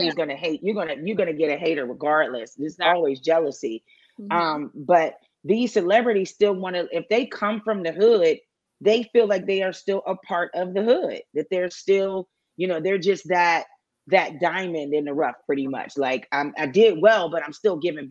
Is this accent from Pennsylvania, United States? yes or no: yes; Pittsburgh, Pennsylvania, United States; I'm from the Hill District. I'll say I'm a Hill chick all day.